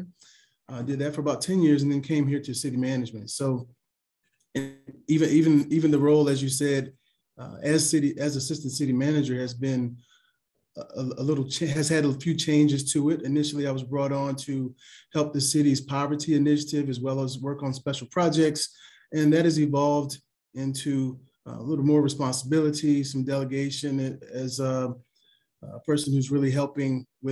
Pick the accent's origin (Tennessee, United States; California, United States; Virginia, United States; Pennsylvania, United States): Virginia, United States; Lynchburg; I am from Lynchburg, so we kind of call this, always call it a small town